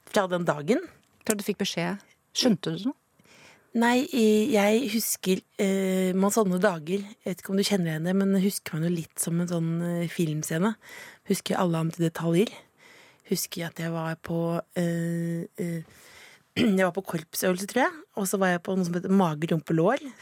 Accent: Eastern Norway, Norway; accent: østlandsk; Alt er østlandsk. Jeg snakker jo østlandsk.

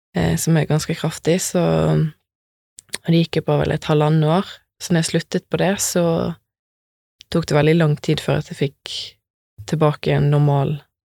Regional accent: Bømlo, Vestland, Norway; moved away; der som jeg vokste opp, på Bømlo.

